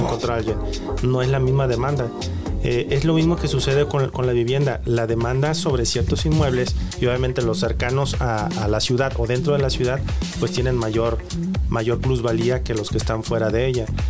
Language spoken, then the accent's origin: Spanish; Guadalajara, Jalisco, Mexico; nosotros tenemos como tapatíos